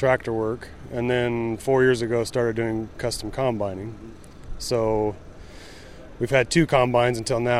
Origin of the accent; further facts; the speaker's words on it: Fresno, California, United States; I'm from Fresno, California.